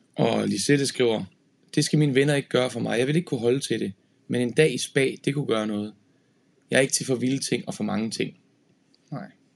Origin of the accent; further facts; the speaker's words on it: Horsens, Central Denmark Region, Denmark; i Horsens, hvor jeg er fra